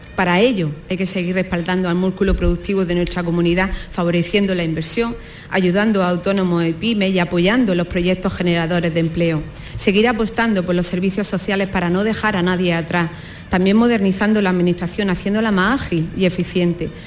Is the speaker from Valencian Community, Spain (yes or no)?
no; Andalusia, Spain; Nos sentimos tan españoles como andaluces